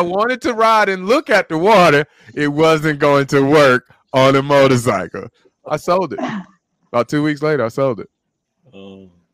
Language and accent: English; Birmingham, Alabama, United States; growing up in Birmingham, Alabama